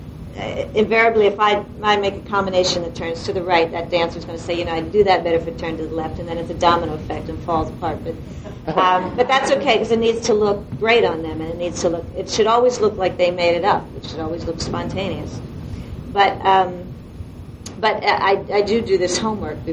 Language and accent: English; Delaware, United States; now in New York, United States; I'm from Delaware, and in Delaware I choreographed a lot of community theater and college theater